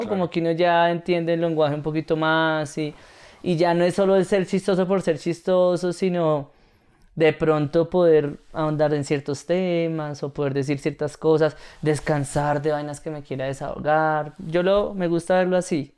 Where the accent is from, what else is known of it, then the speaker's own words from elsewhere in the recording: Bogotá, Colombia; en Bogotá y siendo bogotano